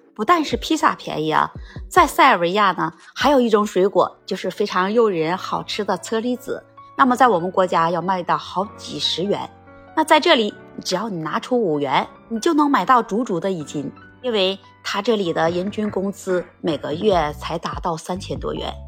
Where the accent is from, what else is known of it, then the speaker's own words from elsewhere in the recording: China; 我们中国人